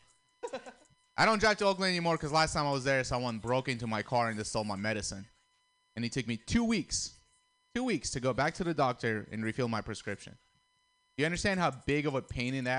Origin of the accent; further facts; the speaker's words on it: Russia; moved away; I'm Armenian, but I grew up in Russia